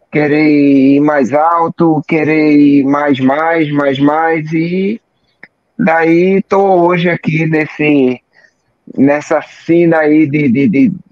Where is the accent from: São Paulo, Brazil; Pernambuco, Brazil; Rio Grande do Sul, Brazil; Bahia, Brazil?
Pernambuco, Brazil; Recife; e sou aqui de Recife, aqueles que não me conhecem